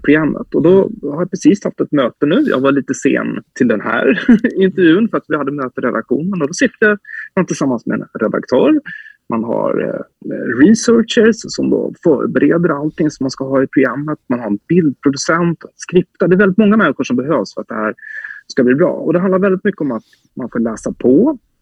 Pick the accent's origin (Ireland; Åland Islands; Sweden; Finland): Sweden; moved away; also born or lived in Visby, Gotland / Norrköping, Östergötland; Så jag är ju uppvuxen i Visby och i Norrköping